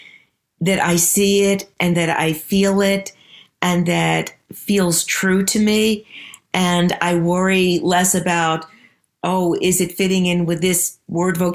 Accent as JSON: {"language": "English", "town": "New York City", "region": "New York", "country": "United States", "tie": "born or raised there", "said": "I grew up in the Bronx, in New York City, in a home that was filled with books"}